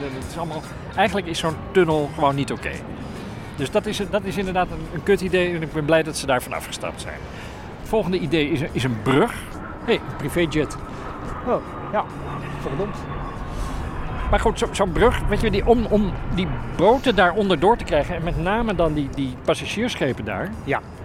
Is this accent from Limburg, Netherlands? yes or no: no; Amsterdam, North Holland, Netherlands; als Amsterdammers